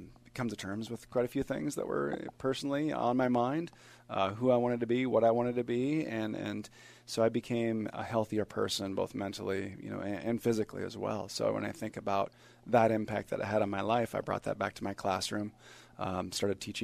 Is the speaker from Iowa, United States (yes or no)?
yes; Iowa, United States; now in Wisconsin, United States; growing up in Iowa